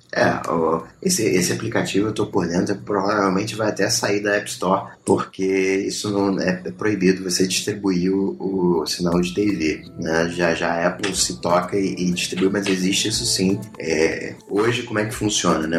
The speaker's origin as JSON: {"language": "Portuguese", "country": "Brazil", "said": "eu sou brasileiro"}